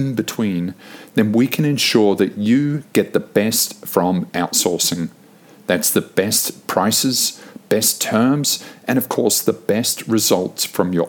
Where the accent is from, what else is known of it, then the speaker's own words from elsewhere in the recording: New Zealand; moved away; I grew up in New Zealand